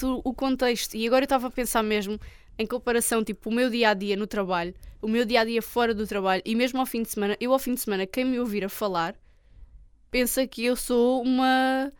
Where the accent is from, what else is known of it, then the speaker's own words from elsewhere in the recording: Olhão, Algarve, Portugal; accent: Algarvio / Olhanense; meu sotaque algarvio